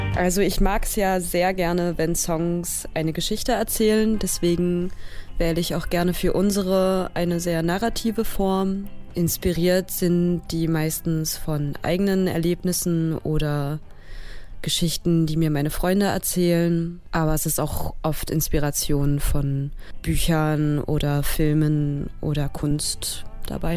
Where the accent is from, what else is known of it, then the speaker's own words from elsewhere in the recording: Erfurt, Thuringia, Germany; moved away as an adult; now in Berlin, Germany; Ich habe das Projekt gestartet in meiner Heimatstadt Erfurt